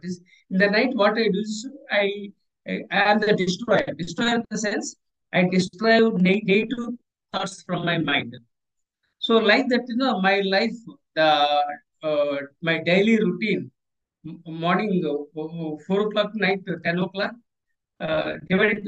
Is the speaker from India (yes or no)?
yes; India; I am from Indian Air Force, so I served my country